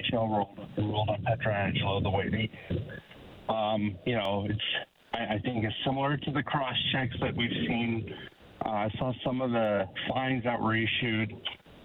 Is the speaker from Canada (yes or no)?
yes; Edmonton, Alberta, Canada; now in San Diego, United States; born and raised in Edmonton, moved, you know, down in the U.S. 1990.